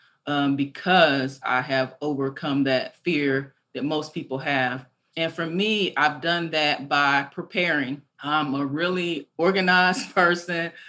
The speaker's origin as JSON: {"language": "English", "region": "Arkansas", "country": "United States", "tie": "born or raised there", "also_born_or_lived": "Nashville, Tennessee", "said": "growing up in Arkansas, I used to travel with my family quite a bit"}